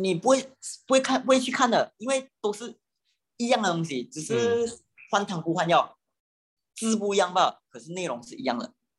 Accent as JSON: {"language": "Chinese", "country": "Malaysia", "accent": "Malaysian", "said": "然后，因为你露脸嘛，我们的讲话的腔就比较 Malaysia slang，"}